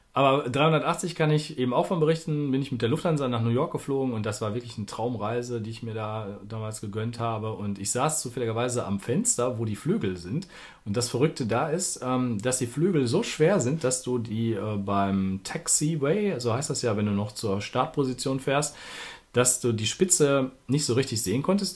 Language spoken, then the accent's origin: German; Duisburg, North Rhine-Westphalia, Germany; moved away as an adult; now in Berlin, Germany; ich bin nämlich, bezeichne mich als Duisburger, der in Berlin wohnt, ähm, weil ich auch über 40 Jahre in unserer schönen Stadt gewohnt habe